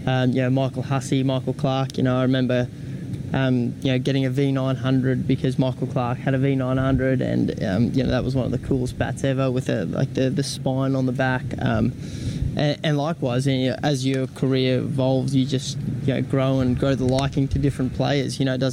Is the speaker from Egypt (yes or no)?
no; South Africa; now in Australia; as a young kid growing up in South Africa, you look up to these guys, and obviously coming to Australia really diving into the Australian culture